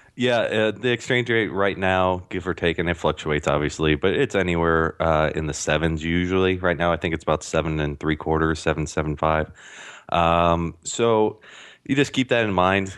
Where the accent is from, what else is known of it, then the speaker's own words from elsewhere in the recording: St. Louis, Missouri, United States; I'm from Saint Louis